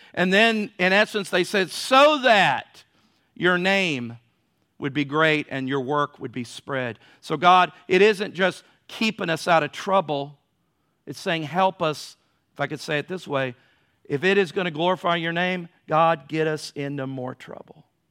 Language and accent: English; United States